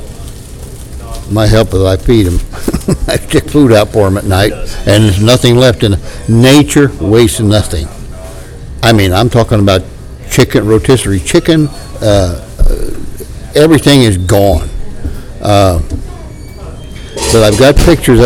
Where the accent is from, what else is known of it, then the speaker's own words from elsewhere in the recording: southern Ohio, United States; accent: hillbilly; now in Doylestown, United States; my hillbilly accent's coming out